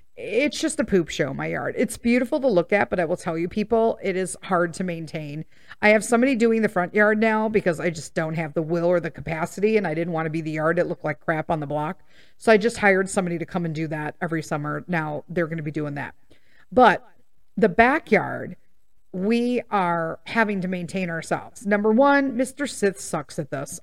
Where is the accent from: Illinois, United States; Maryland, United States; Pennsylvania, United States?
Illinois, United States; Melrose Park; I grew up in Melrose Park